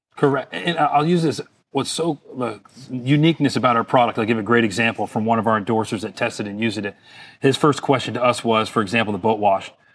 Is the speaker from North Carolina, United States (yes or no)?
no; Fort Lauderdale, Florida, United States; being born and raised in Fort Lauderdale, Florida, I kinda grew up on the water